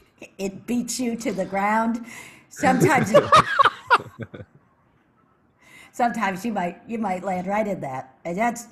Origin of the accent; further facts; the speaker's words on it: Ohio, United States; moved away as an adult; I'm from Ohio originally, the Ohio Pepper Steaks, and I met my husband when I was 20 years old.